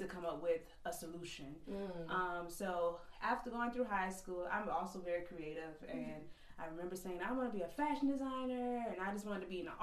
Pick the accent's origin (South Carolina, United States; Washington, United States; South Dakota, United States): South Carolina, United States; Georgetown; from North Santee, which is a very small community